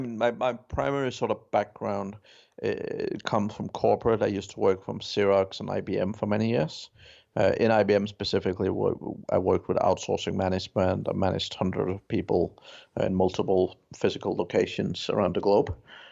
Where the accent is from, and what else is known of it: Denmark; English is a second language; also born or lived in United Kingdom